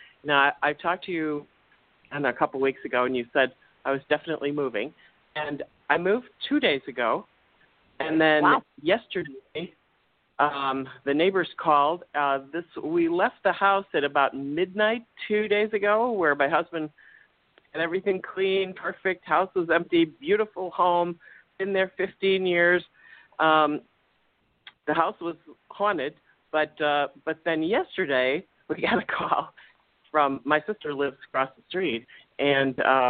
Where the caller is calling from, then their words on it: Chicago, Illinois, United States; from the suburbs of Chicago.